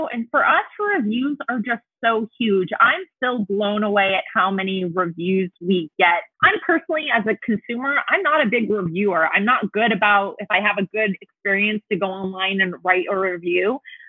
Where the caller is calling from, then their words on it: Chico, California, United States; I am in Chico, California. So Northern California, about an hour and a half north of Sacramento.